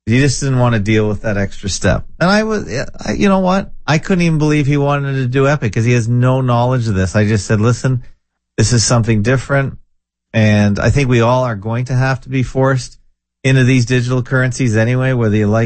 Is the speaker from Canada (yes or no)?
yes; Canada; I'm Canadian.